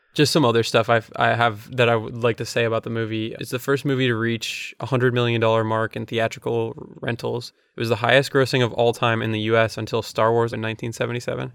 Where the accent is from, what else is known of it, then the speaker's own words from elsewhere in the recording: Florida, United States; growing up in Florida